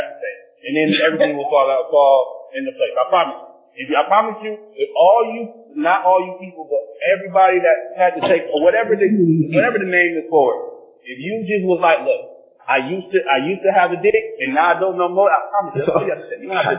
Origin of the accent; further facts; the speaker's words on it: Long Beach, California, United States; I grew up in Long Beach.